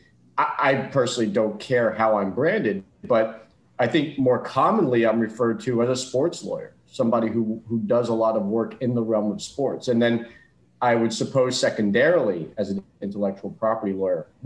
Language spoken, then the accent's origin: English; South Florida, United States; I was born and raised in South Florida